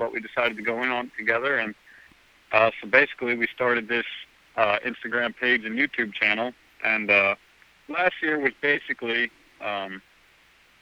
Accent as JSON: {"language": "English", "region": "Pennsylvania", "country": "United States", "tie": "born or raised there", "said": "I grew up in Pennsylvania"}